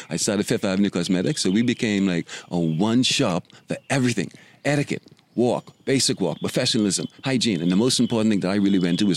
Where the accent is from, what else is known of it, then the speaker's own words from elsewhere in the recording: Nassau, New Providence, Bahamas; We grew up on Market Street, and we would walk over to Long Wharf, which was a beach near Bay Street by the construction of the Hilton.